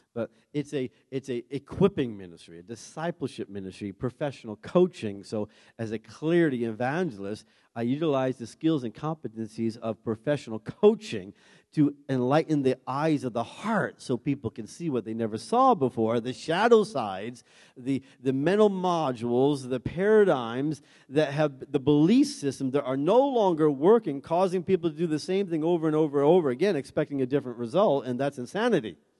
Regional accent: Maine, United States; we're, we're from Maine

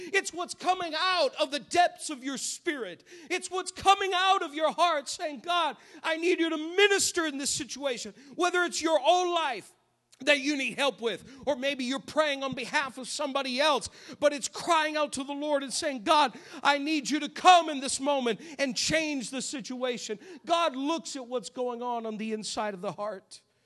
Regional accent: New England, United States; moved away; I grew up in New England

